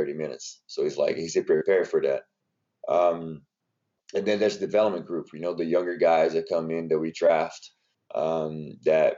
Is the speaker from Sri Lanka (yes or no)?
no; Brazil; English is a second language; moved away as an adult; now in United States; born and raised in Brazil, came to the United States to play basketball